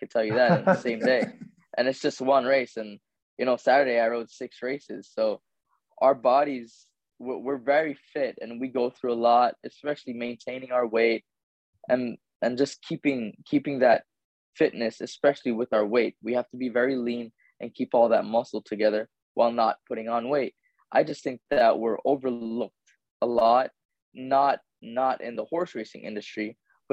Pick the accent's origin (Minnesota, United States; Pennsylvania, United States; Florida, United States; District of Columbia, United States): Florida, United States; I grew up in Florida. I grew up in the US